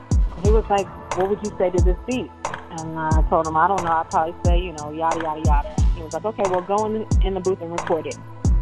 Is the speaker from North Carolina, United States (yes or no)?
no; California, United States; now in Atlanta, United States; I'm based out of Atlanta. I also, you know, I'm a Cali girl, so I'm originally from California.